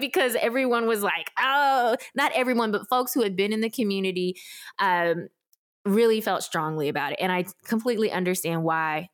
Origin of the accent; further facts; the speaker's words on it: Memphis, Tennessee, United States; also born or lived in South Korea; I grew up in Memphis, Tennessee, without connection to any adoptee community